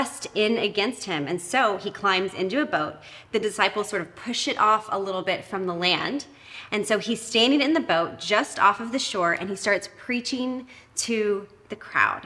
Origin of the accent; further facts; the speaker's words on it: Texas, United States; moved away as an adult; also born or lived in Canada; now in Vancouver, Canada; I am American. I'm originally from Texas